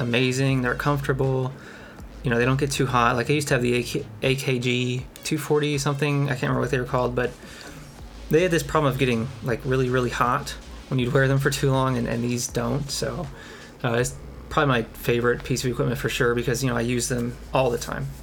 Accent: Kentucky, United States; I'm from Kentucky

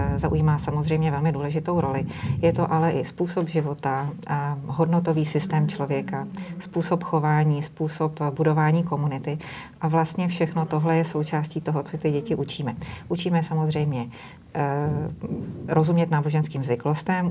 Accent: Bohemia, Czechia; u nás v Čechách

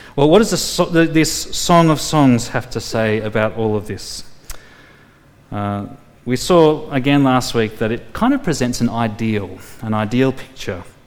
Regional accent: Tamworth, New South Wales, Australia; I grew up in Tamworth, the country music capital of the world

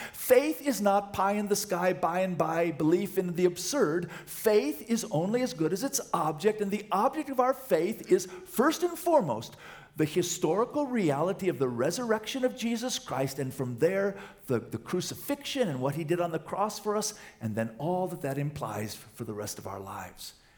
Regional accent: Wisconsin, United States; moved away; I'm from Wisconsin

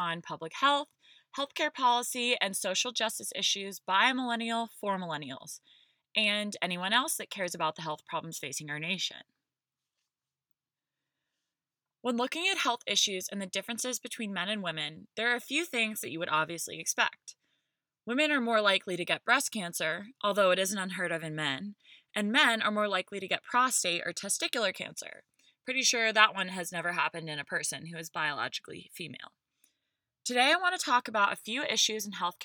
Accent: the South, United States; I'm from the South

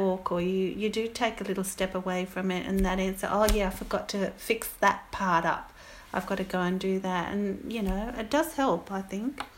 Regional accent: Goulburn, New South Wales, Australia; now in Petersham, Australia; I live in Petersham, um, but I come from Goulburn in New South Wales

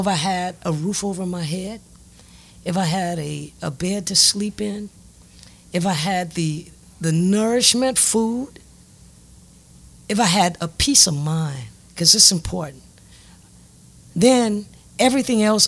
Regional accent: Lafayette, United States; I am from Lafayette. I am the youngest child

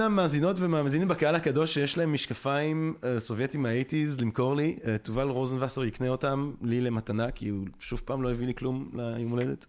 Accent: Belgium; אני בלגי

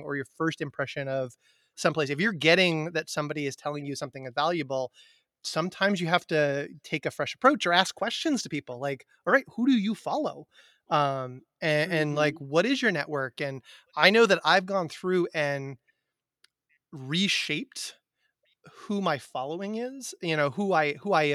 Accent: Amherst, Massachusetts, United States; I grew up in Amherst, Massachusetts, which is a college town in Western Massachusetts

